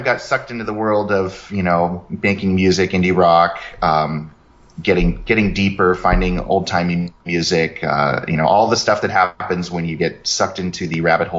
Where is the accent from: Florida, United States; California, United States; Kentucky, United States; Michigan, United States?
California, United States; Sacramento; I grew up in Northern California in Sacramento.